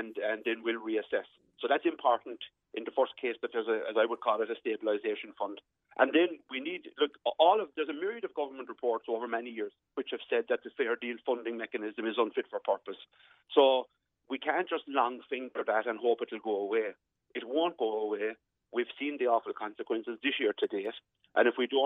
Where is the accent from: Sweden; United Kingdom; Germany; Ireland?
Ireland; West Cork, Munster; I'm from West Cork.